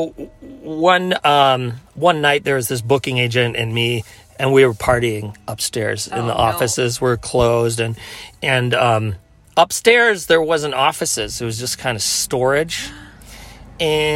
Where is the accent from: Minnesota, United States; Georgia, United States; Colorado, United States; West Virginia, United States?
Minnesota, United States; Minneapolis; I'm from Minneapolis